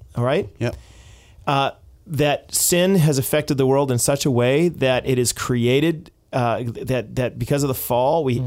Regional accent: United States; now in Canada; as an American

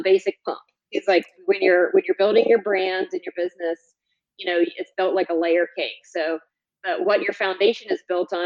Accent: North Carolina, United States; I'm originally from North Carolina, went to UNC

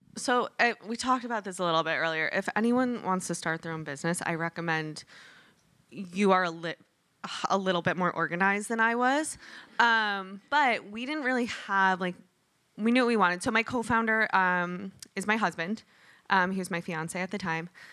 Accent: Michigan, United States; moved away; I'm from Michigan.

